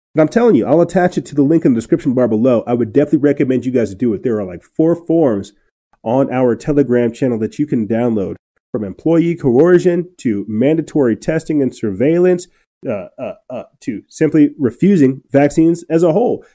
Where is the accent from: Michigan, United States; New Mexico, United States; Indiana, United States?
New Mexico, United States; moved away; my hometown up north in New Mexico